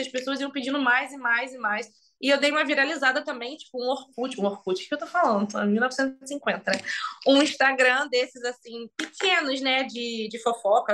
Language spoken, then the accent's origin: Portuguese; Magé, Rio de Janeiro, Brazil; moved away as an adult; also born or lived in London, United Kingdom / New York, United States; Magé, que foi onde eu nasci e cresci